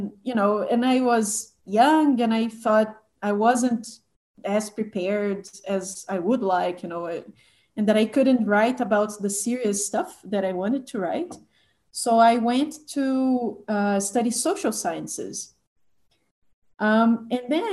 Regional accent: Belo Horizonte, Minas Gerais, Brazil; I went to college in Belo Horizonte, my hometown

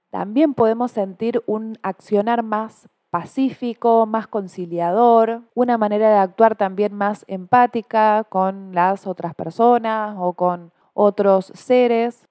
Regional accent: Argentina; no somos solamente los argentinos

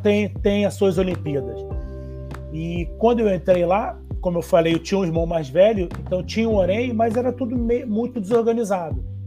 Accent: Rio de Janeiro, Brazil; eu sou do Rio de Janeiro, eu fiz faculdade lá na UFRJ

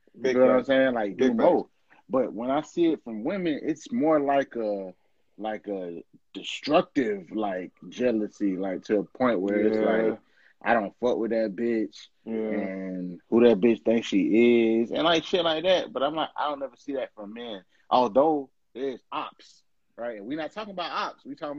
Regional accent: Atlanta, Georgia, United States; I'm from Atlanta. This nigga from New York.

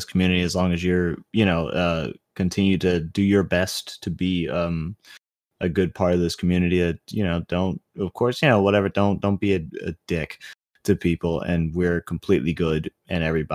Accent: New York City, New York, United States; I was born in Brooklyn

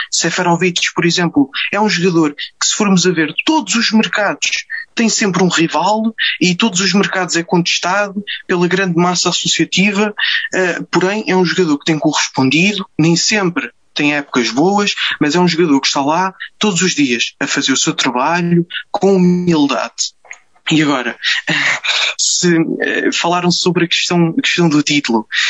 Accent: Amadora, Lisbon, Portugal; agora também sou da Amadora

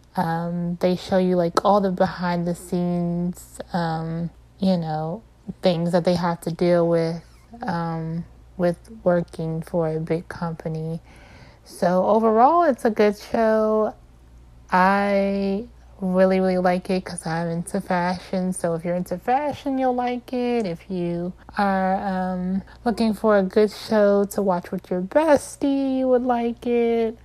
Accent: Maryland, United States; I'm from Maryland.

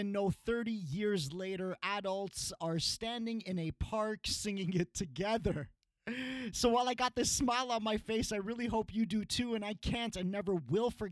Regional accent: Canada; when we were young growing up in Canada

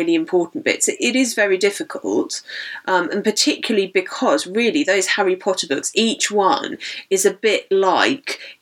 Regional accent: United Kingdom; we're British

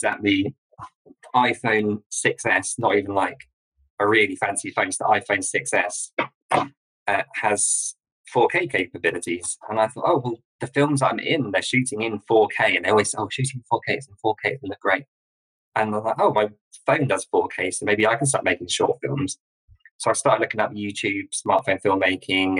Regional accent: a village in Sussex, near Brighton, South East England, United Kingdom; I'm from a village in Sussex, which is near Brighton on the south coast of England

